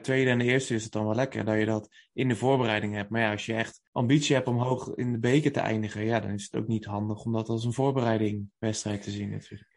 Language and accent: Dutch; North Brabant, Netherlands; we komen natuurlijk uit Brabant